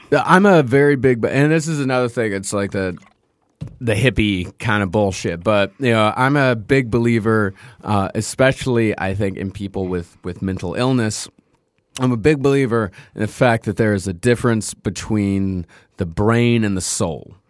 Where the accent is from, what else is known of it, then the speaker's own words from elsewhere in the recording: Texas, United States; growing up in Texas